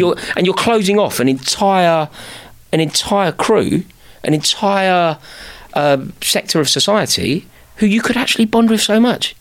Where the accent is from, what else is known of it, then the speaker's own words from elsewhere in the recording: London, United Kingdom; passionate about being from the city, a proud Londoner